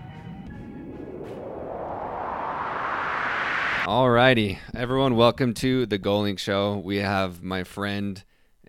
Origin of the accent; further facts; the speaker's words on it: Holladay, Utah, United States; I grew up in Holiday, so I can picture the logo in my head.